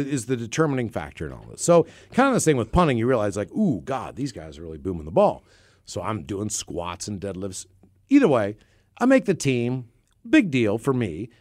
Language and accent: English; West Virginia, United States; my hometown school of West Virginia